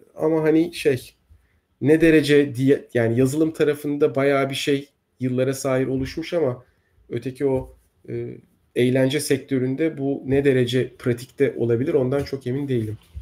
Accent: Turkey; bizim ülkemizde

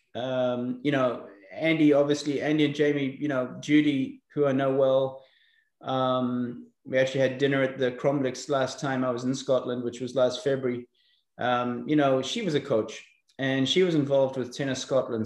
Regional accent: South Africa; accent: eclectic; also born or lived in Belfast, Northern Ireland; I was born in Belfast, Northern Ireland, uh, many years ago, uh, probably during the most turbulent times there in, in the 70s. Um, we emigrated to South Africa in, in 81. I was probably six or seven years old, so I didn't really remember that much. Um, and I grew up in South Africa.

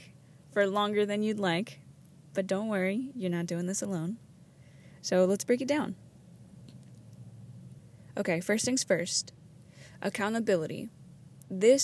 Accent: Los Angeles, California, United States; moved away; I'm actually calling in from my hometown

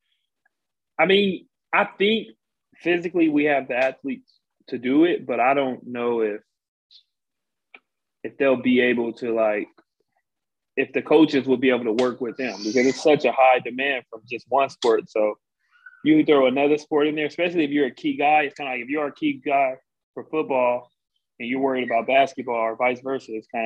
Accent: San Bernardino, California, United States; moved away as an adult; also born or lived in Rialto, California; I'm from San Bernardino, California. I went to high school in Rialto, California.

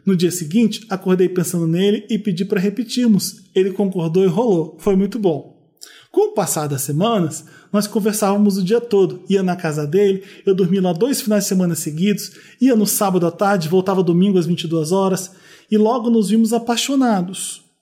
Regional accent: Feira de Santana, Bahia, Brazil; sou muito fã do podcast. Tenho 20 anos. Sou de Feira de Santana, na Bahia. Um beijo pro pessoal de Feira de Santana.

